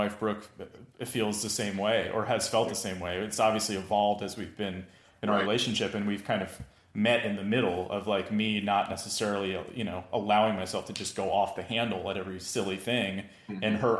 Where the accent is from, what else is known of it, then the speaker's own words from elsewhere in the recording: East Coast, United States; I grew up on the East Coast in a Jewish family, like not religiously Jewish, but culturally Jewish.